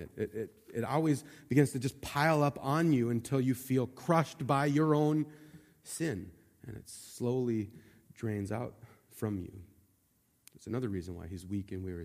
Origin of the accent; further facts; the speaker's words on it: Montana, United States; I grew up in Montana